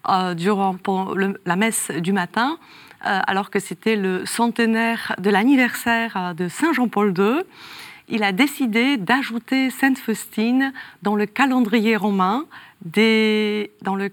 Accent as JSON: {"language": "French", "region": "north-west", "country": "Poland", "tie": "born there", "said": "Je suis née dans le nord-ouest hein, de la Pologne et je perds ma mère à 4 ans."}